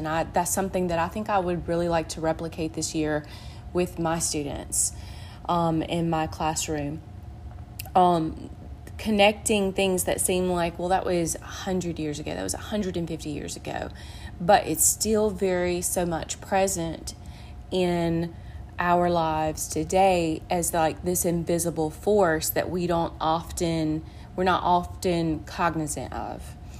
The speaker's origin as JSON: {"language": "English", "town": "Macon", "region": "Mississippi", "country": "United States", "said": "I am from Macon, Mississippi, which is in central Mississippi."}